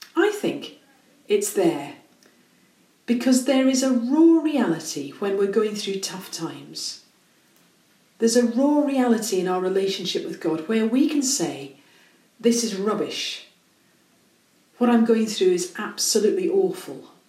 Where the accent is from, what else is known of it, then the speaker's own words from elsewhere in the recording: Scotland, United Kingdom; accent: Scottish; I'm Scottish, sorry. So I've got Scottish pronunciations